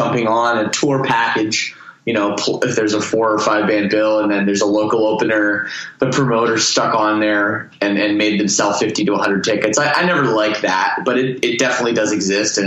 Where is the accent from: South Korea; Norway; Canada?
Canada; Toronto, Ontario; moved away as an adult; now in Windsor, Canada; I'm from Toronto